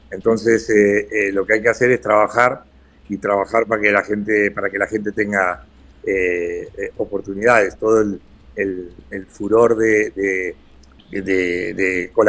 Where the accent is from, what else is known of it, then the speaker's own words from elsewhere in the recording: Argentina; yo en el fondo soy tan argentino como el día que estaba ahí